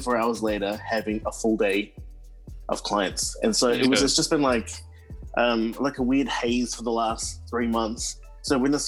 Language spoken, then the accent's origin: English; Auckland, New Zealand; now in Melbourne, Australia; I was born and bred in Auckland, New Zealand, in East Auckland. I grew up in Howick, in Pakuranga area